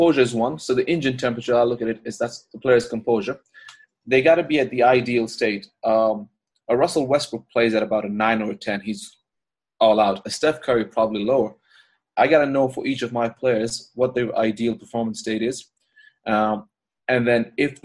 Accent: Ireland; moved away as an adult; me being Irish

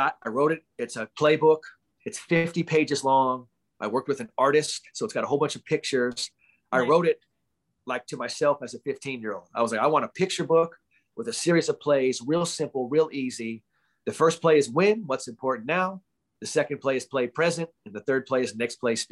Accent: Bay Area, California, United States; I'm from the Bay Area

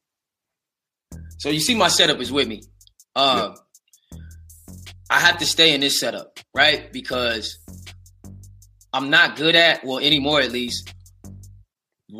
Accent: West Coast, United States; I'm from the West

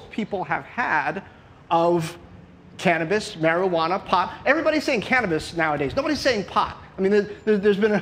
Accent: United States; I'm American

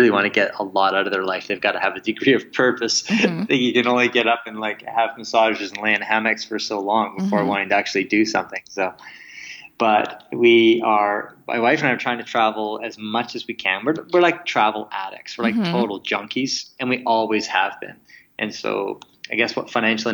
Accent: Kamloops, British Columbia, Canada; moved away as an adult; also born or lived in Victoria, Canada / Comox, Canada; I grew up in Kamloops, British Columbia

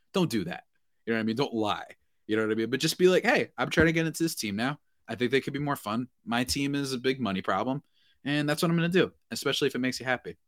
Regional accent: New Jersey, United States; I'm from Jersey

